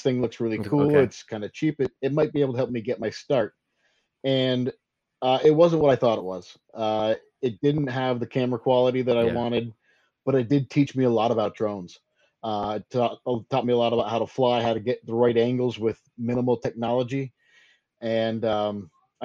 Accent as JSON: {"language": "English", "region": "Northern New York", "country": "United States", "tie": "born or raised there", "said": "I'm from Northern New York, which is, when people hear New York, they automatically think New York City"}